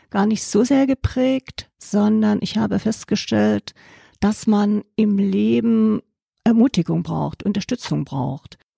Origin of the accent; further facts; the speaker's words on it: Germany; moved away as an adult; also born or lived in Allgäu; now in Enzkreis, Germany; Flucht aus der DDR kurz vor dem Mauerfall.